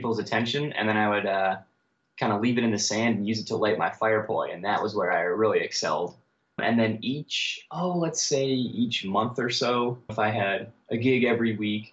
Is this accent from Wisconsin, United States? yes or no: yes; Wisconsin, United States; moved away as an adult; also born or lived in Florida / Milwaukee, Wisconsin; now in Portland, United States; I was born and raised in Wisconsin.